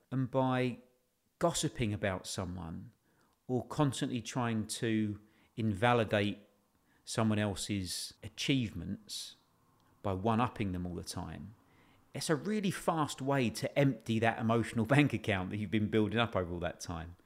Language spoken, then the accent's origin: English; United Kingdom; we're British